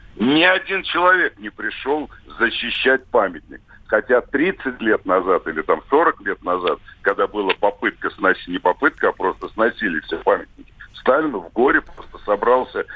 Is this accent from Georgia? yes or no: yes; Tbilisi, Georgia; Я родился в Тбилиси